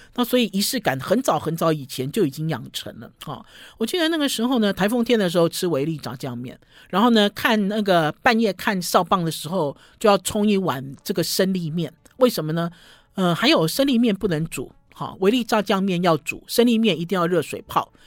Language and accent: Chinese; Taiwan; 我们台湾